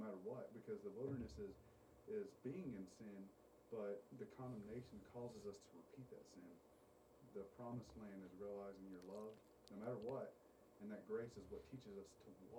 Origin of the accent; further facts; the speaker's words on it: Hallsville, Texas, United States; also born or lived in El Paso, Texas; I grew up in Hallsville until I was 11 years old. We moved to El Paso. Stayed there till I was 15, and then we moved back.